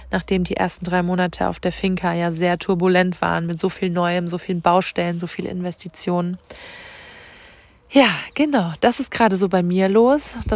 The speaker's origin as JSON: {"language": "German", "region": "Rhineland-Palatinate", "country": "Germany", "tie": "born or raised there", "said": "Und ich schicke dir ganz viele Grüße, diesmal von Herz zu Herz aus der Pfalz, aus meiner Heimat."}